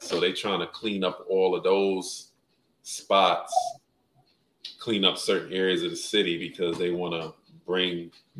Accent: New York, United States; moved away as an adult; now in Las Vegas, United States; I'm from New York.

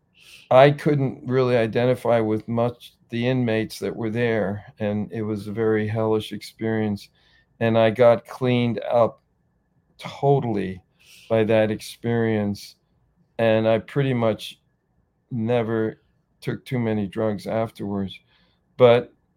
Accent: Rockland County, New York, United States; I'm from Rockland County, Japan, which is about an hour from New York City

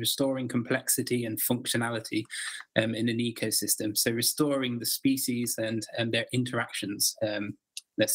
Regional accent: Derbyshire, Peak District, East Midlands, United Kingdom; I grew up in Derbyshire in the Peak District area of England

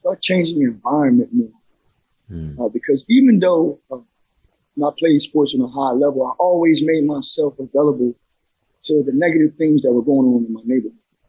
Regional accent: Trenton, New Jersey, United States; I grew up in a neighborhood in Trenton, New Jersey called Wilbur Section

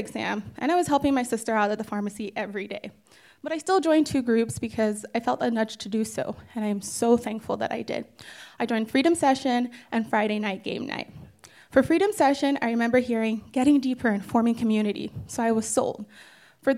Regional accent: Calgary, Alberta, Canada; also born or lived in Edmonton; while I'm from Calgary, I lived in Edmonton for about 5 years during university

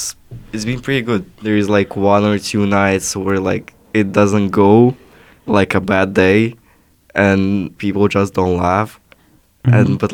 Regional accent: Russia; first language Russian; English is a second language; moved away; I'm Russian, it's my native language

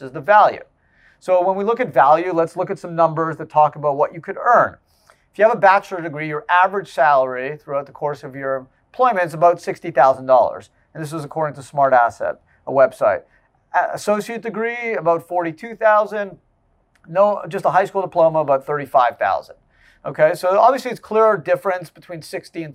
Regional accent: Canada; moved away; I grew up in Canada

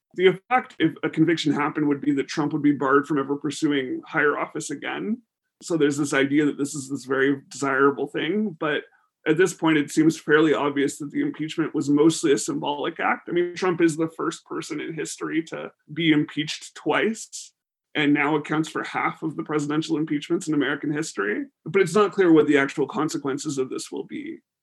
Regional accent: Canada; as Canadians

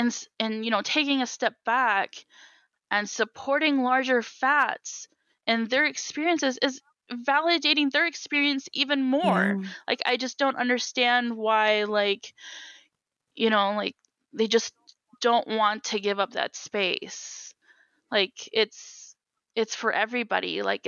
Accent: Wisconsin, United States; also born or lived in Minnesota; Midwest life, I mean, I was born in Wisconsin, you know, I grew up between both Minnesota and Wisconsin.

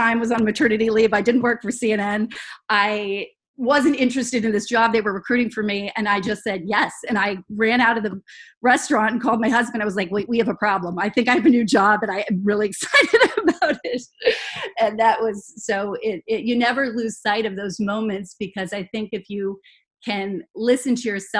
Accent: Los Angeles, California, United States; I grew up in Los Angeles

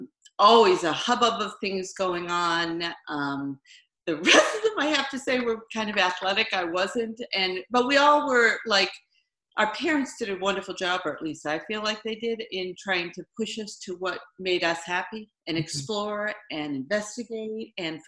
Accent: Framingham, Massachusetts, United States; moved away as an adult; also born or lived in Dayton, Ohio; now in Maine, United States; I grew up, I was actually born in Ohio. Oh. And then grew up in Framingham, Massachusetts.

